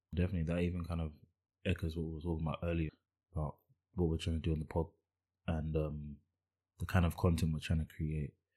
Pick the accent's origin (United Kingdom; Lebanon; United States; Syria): United Kingdom; I'm British